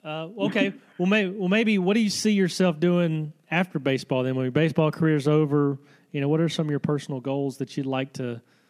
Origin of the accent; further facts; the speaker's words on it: Selma, Alabama, United States; moved away as an adult; now in Texas, United States; I grew up in Selma. I left in the early 90s, joined the Air Force, and kind of went on and now live in Texas.